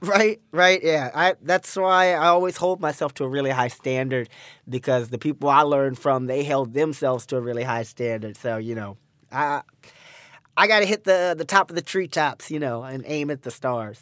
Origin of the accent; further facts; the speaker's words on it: Pasadena, California, United States; Pasadena, California